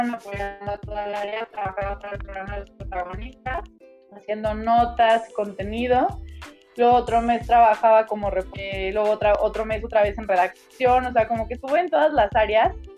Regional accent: Guadalajara, Jalisco, Mexico; yo soy orgullosamente tapatía

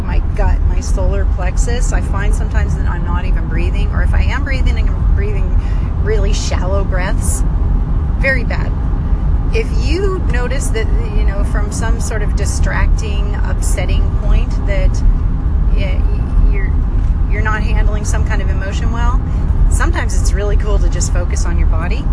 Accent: Great Lakes, United States; now in Texas, United States; I grew up in the Great Lakes

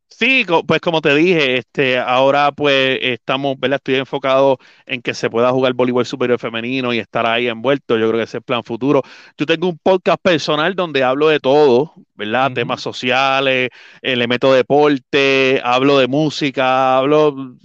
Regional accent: Puerto Rico; yo soy de Junta, mi papá siempre me llevó a los Juegos de Ponce

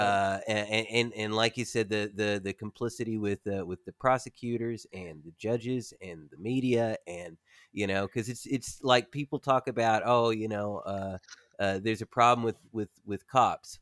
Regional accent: Warren County, Tennessee, United States; moved away; I'm from Warren County, Tennessee

